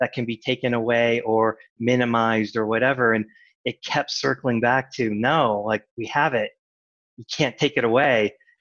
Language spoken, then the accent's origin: English; Massachusetts, United States; I grew up in Massachusetts